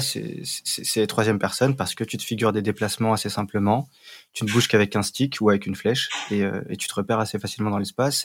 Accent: Paris, Île-de-France, France; Parisien, ah bah moi aussi, et Rafik aussi. Donc on est tous parisiens.

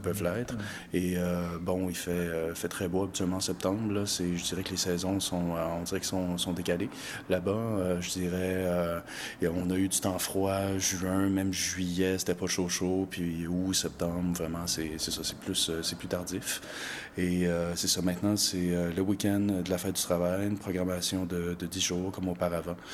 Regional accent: Montreal, Quebec, Canada; now in Magdalen Islands, Canada; je viens de Montréal. J'habite aux îles maintenant

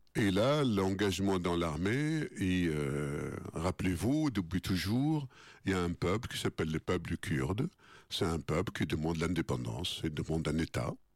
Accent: Baghdad, Baghdad Governorate, Iraq; moved away as an adult; now in France; chez nous à Bagdad

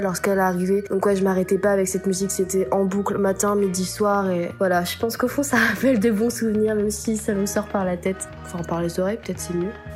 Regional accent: France; accent: French; also born or lived in Buenos Aires, Argentina; avec notre accent français

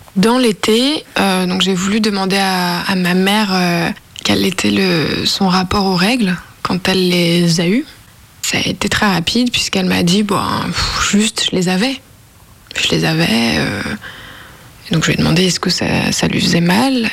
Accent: Lyon, Auvergne-Rhône-Alpes, France; now in Nanterre, France; j'ai 24 euh, ans, je viens de Lyon, mais maintenant j'habite euh, en région parisienne à Nanterre

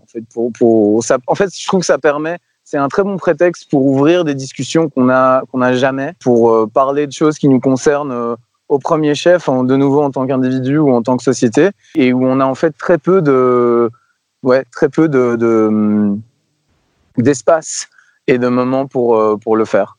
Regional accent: Belgium; je suis belge

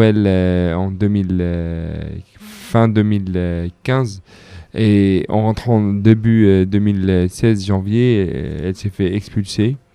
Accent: Jerusalem, Palestine; j'ai grandi dans des à Jérusalem. j'étais arrêté comme comme beaucoup de jeunes à mon âge.

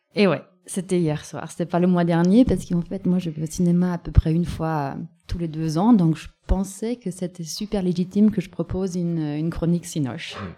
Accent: Germany; now in France; la capitale de mon pays natal

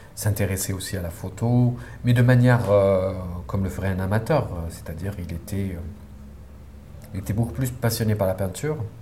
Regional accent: Sidi Moussa, near Algiers, Algiers Province, Algeria; j'ai grandi euh, à Sédémoussin, c'est pas loin d'Alger, mais euh, c'est un quartier, euh, c'est une petite ville, ancien village colonial, agricole

